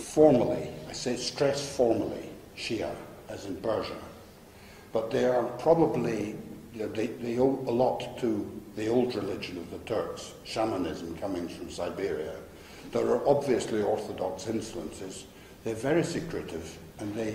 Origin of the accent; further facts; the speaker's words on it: Scotland, United Kingdom; now in Turkey; I'm a Scotsman